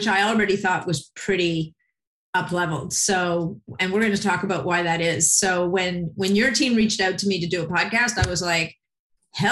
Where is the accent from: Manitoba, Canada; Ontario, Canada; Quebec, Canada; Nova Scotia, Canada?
Quebec, Canada; Montreal; moved away; a fellow Montrealer, even though we're no longer both in Montreal